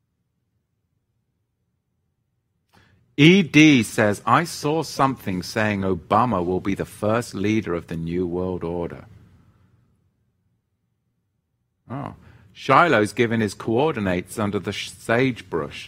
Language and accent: English; England, United Kingdom; accent: English; my English accent